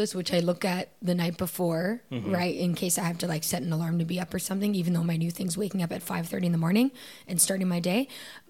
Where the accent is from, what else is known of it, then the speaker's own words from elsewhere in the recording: Canada; moved away; I think especially us coming from Canada, I think we're a little weird.